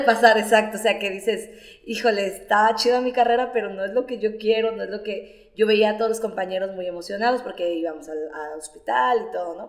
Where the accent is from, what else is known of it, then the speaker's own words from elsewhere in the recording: La Peñita de Jaltemba, Nayarit, Mexico; also born or lived in Tepic; soy egresada del CONALEP 257 en La Peñita de Jaltemba